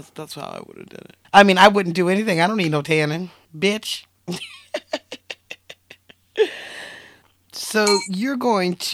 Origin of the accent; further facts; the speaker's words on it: United States; we're American.